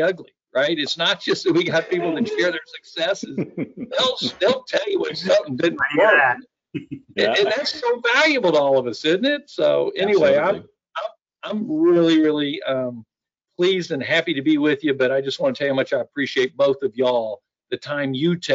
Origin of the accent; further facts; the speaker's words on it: San Antonio, Texas, United States; now in Austin, United States; We're from San Antonio originally, just south of where I am here in Austin. And that's where I grew up